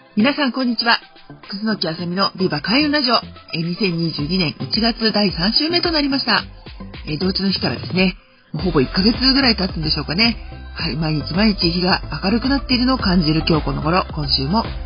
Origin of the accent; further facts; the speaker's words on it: Sakura, Chiba, Japan; 私の地元桜市